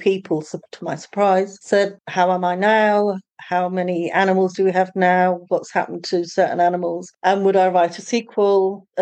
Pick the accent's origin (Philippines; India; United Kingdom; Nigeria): United Kingdom; accent: British; moved away as an adult; now in Portugal; my British accent.